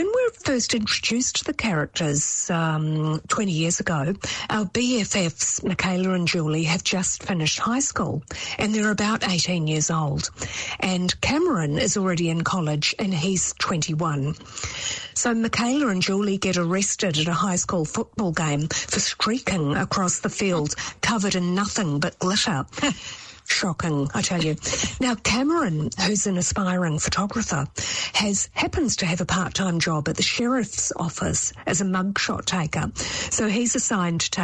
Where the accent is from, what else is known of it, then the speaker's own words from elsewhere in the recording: New Zealand; as a Kiwi